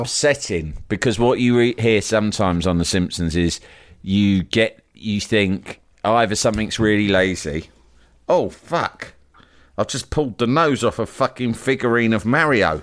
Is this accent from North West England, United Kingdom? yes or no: no; London, United Kingdom; I live in, in, in my hometown here, here in Leafy Barnes